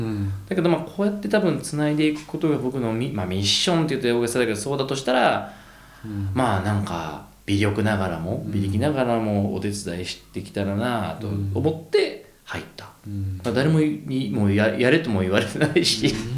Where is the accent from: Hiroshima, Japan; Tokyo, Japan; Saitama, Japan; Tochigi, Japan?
Tokyo, Japan; moved away as an adult; also born or lived in Santa Cruz, California, United States; 東京生まれなんですけど僕、なんか都会に住んでる都会じゃないですか東京って